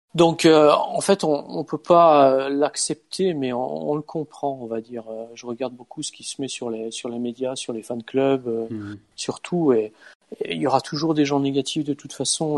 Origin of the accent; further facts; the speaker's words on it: France; moved away as an adult; now in Norway; on est français